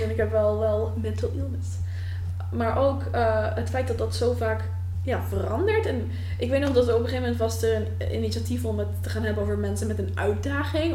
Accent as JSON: {"language": "Dutch", "country": "Netherlands", "said": "als een Nederlander met anxiety"}